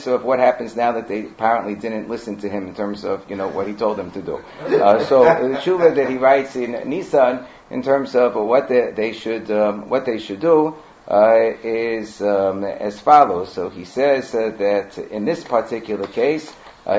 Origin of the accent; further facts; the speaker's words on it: United States; when I grew up in Muncie